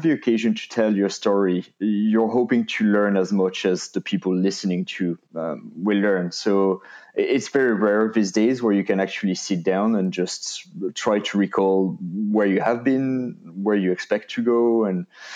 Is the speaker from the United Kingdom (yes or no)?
no; France; English is a second language; moved away as an adult; now in Ireland; I was born and raised and did my studies in France